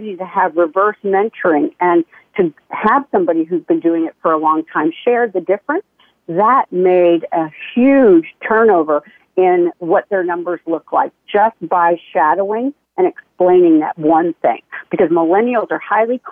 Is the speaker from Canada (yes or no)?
yes; Canada; moved away as an adult; also born or lived in United States; I'm Canadian.